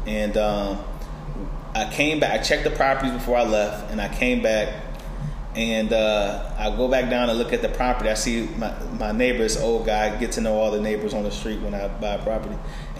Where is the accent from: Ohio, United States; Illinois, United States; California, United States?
Illinois, United States; Chicago; now in Northern Virginia, United States; personally, I'm from Chicago, and I moved to Northern Virginia with my father when he was stationed at the Pentagon.